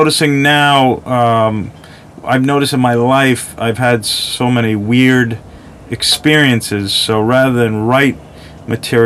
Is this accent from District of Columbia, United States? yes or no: no; Long Island, New York, United States; I'm from Long Island, New York